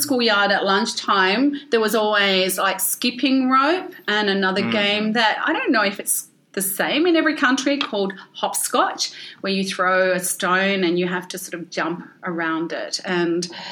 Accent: Ballarat, Victoria, Australia; first language English; now in Melbourne, Australia; I grew up in Ballarat

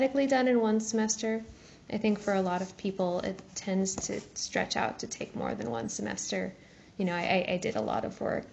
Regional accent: Kansas City, United States; now in New Haven, United States; I'm originally from Kansas City

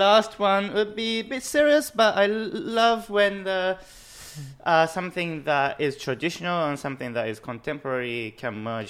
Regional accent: Japan; accent: Japanese; now in London, United Kingdom; I'm Japanese, as you might notice from my accent.

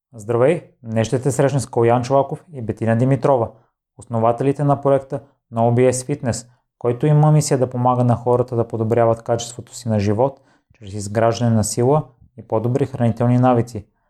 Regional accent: Kozloduy, Vratsa Province, Bulgaria; аз съм израснал в Козлодой

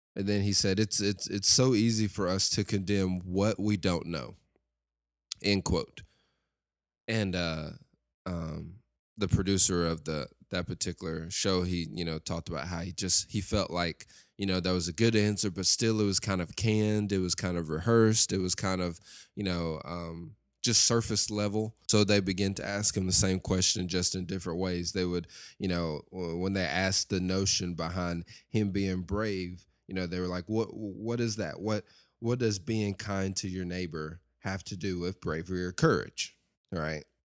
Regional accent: Lexington, Tennessee, United States; I grew up in Lexington, Tennessee, West Tennessee

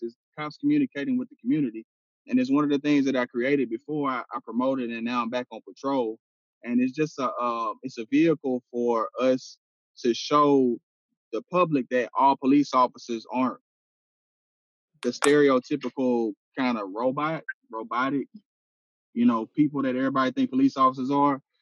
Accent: Houston, Texas, United States; am from Houston, man. I grew up in Studio Wood

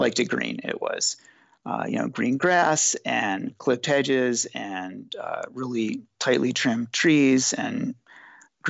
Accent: Northern Delaware, United States; moved away as an adult; also born or lived in Southern California; now in California, United States; I grew up in Northern Delaware and I lived there for the first, I lived on the East Coast until I was about 25, 26 or so, maybe mm-hmm. 27, moved to California in 1998.

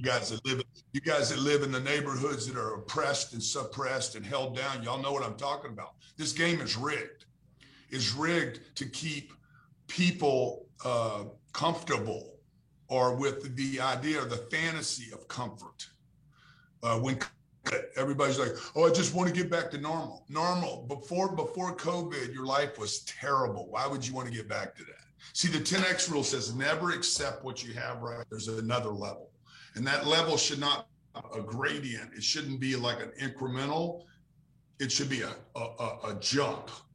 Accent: Louisiana, United States; we grew up in Louisiana

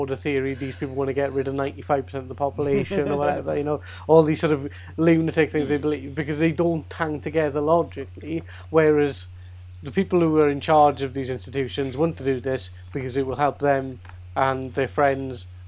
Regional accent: South Wales, United Kingdom; accent: Welsh; I'm from South Wales

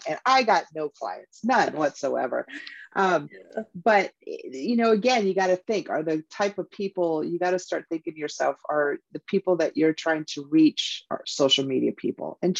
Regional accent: Hawaii, United States; now in Tucson, Arizona, United States; I'm from Hawaii

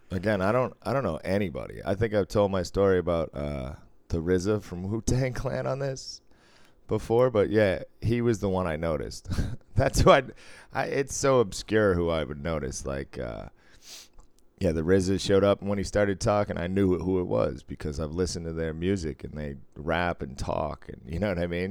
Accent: Cambridge, Massachusetts, United States; I grew up in North Cambridge

